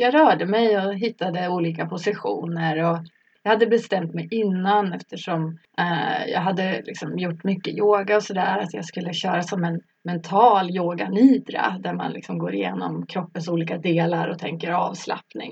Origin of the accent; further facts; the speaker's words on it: Norrland, Sweden; moved away as an adult; also born or lived in Stockholm; now in Solna, Sweden; Jag är från Norrland jag har bott i Stockholm sedan jag var kanske 19 eller någonting sånt.